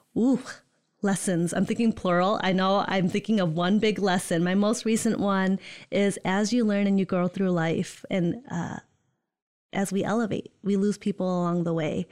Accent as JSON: {"language": "English", "town": "Holland", "region": "Michigan", "country": "United States", "tie": "born or raised there", "also_born_or_lived": "East Lansing, Michigan / West Lafayette, Indiana", "said": "born and raised in Holland, Michigan."}